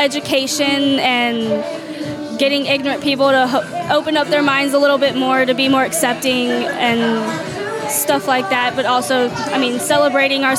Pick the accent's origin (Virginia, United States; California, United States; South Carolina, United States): South Carolina, United States; Rock Hill; I was born and raised in Rock Hill